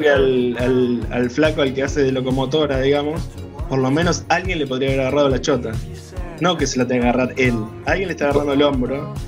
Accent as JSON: {"language": "Spanish", "region": "Córdoba", "country": "Argentina", "said": "soy cordobesa"}